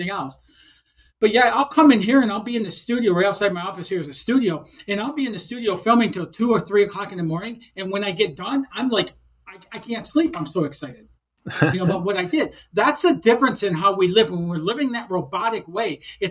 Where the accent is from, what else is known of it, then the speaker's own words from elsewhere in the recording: Detroit, Michigan, United States; I grew up in Detroit, Michigan